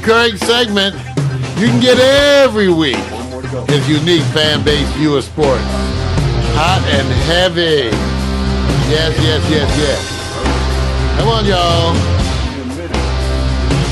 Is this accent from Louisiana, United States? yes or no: no; Los Angeles, California, United States; I'm from Los Angeles